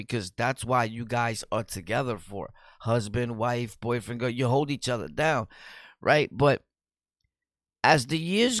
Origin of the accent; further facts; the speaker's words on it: Bronx, New York, United States; we're both from the Bronx, so you know that we're dirty